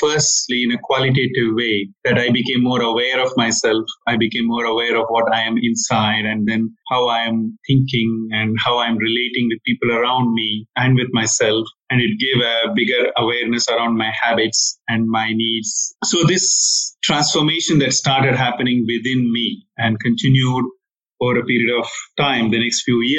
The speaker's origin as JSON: {"language": "English", "region": "South India", "country": "India", "tie": "born or raised there", "moved": "yes", "said": "I come from India, from South India, where I was born and educated"}